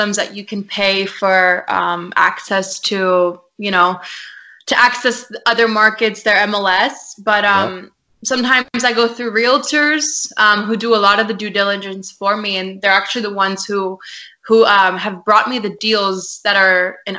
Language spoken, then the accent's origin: English; San Antonio, Texas, United States; I'm based in San Antonio, Texas. Okay. It's my hometown. So I'm a Texas girl, y'all